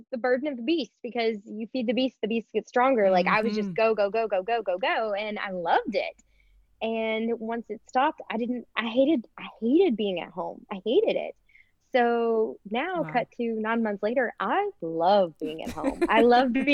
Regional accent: Louisville, Kentucky, United States; moved away as an adult; I grew up in Louisville, which is still the biggest city in Kentucky

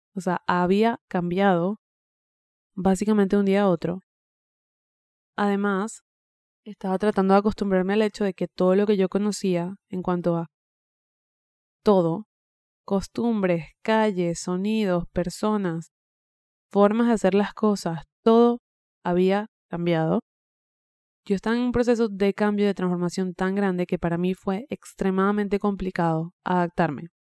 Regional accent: Venezuela; moved away as an adult; yo estoy cumpliendo 8 años desde que emigré de mi país natal, de Venezuela

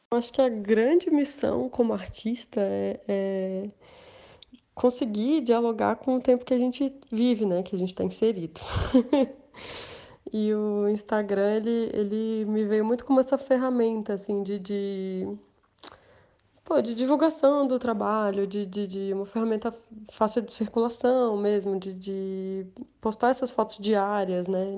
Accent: Brasília, Federal District, Brazil; moved away as an adult; also born or lived in São Paulo; eu sou de Brasília, na verdade, eu estava morando em São Paulo, mas agora a pandemia me fez voltar.

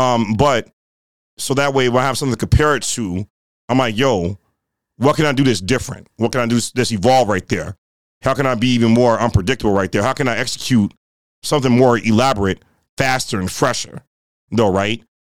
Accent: Rust Belt, United States; but the region we're from the Rust Belt region of hip hop, right? It's a different flair to the way we get down over here, right?

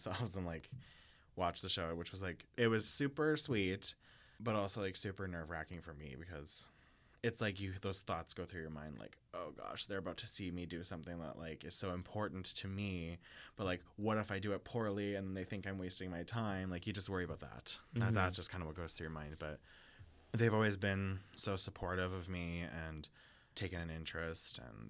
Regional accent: Regina, Saskatchewan, Canada; now in Winnipeg, Canada; I'm from Saskatchewan, Regina, Saskatchewan.

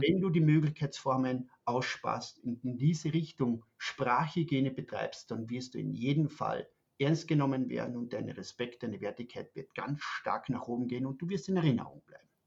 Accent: Austria; moved away as an adult; now in Germany; Man hört das, ich bin ein Österreicher, wohne seit fünf Jahren in Deutschland

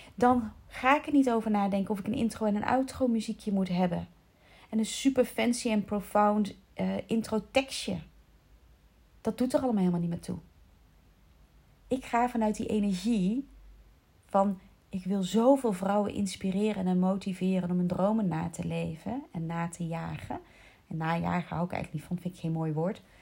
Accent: North Brabant, Netherlands; accent: Brabants, 'verkapt' (faded); now in South Holland, Netherlands; Maar ik heb best wel vaak oordeel gekregen op mijn Brabants accent. Ondanks het feit dat ik intussen al 33 jaar, bijna 34 jaar... Eh, 33 jaar, ja, niet meer in Brabant woon

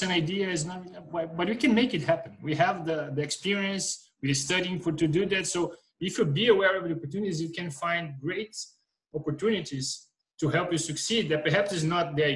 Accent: Brazil; moved away as an adult; now in Molde, Norway; I moved from Brazil to Norway, and uh, I was starting from zero, having my master in a small city, Molde, where I met Ole.

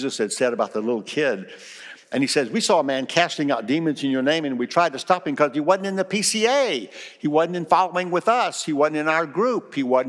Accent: South Carolina, United States; also born or lived in Kosciusko, Mississippi; in South Carolina, where I was raised

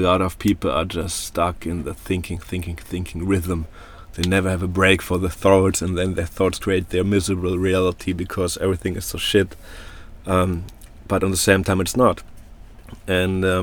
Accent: Germany; moved away; I come from Germany

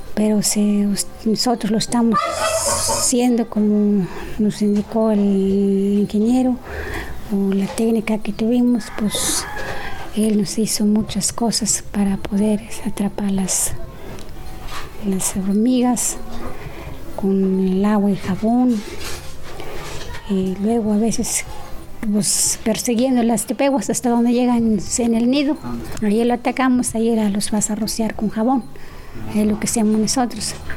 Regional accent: Nuevo Chintipán, Veracruz, Mexico; soy de Nuevo Chintipán

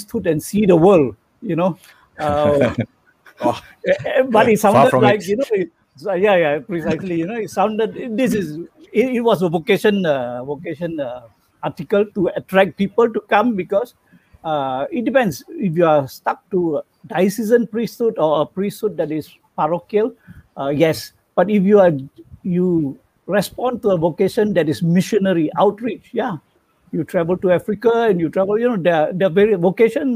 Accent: Butterworth, Penang, Malaysia; I'm from Penang, Butterworth.

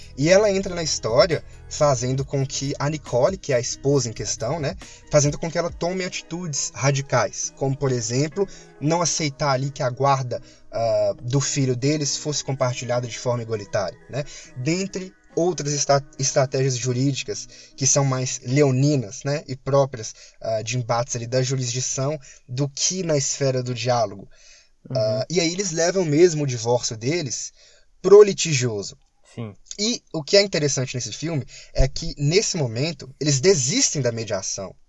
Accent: Minas Gerais, Brazil; accent: mineirês; desculpa pelo mineirês

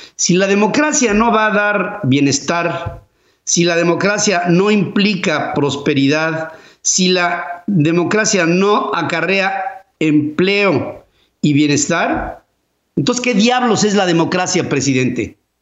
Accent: Mexico; yo soy parte de México

